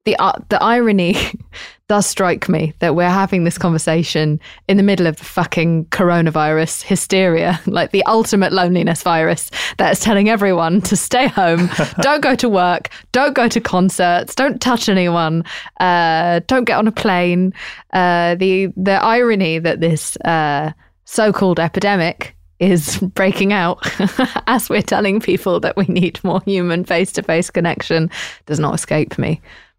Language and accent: English; England, United Kingdom; You know, I'm English.